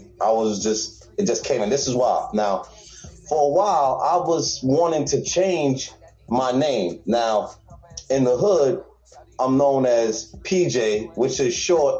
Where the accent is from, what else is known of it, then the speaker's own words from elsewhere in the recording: Staten Island, New York, United States; also born or lived in Antigua; So I'm from a third world country, and then we moved to the hood, which is Park Hill.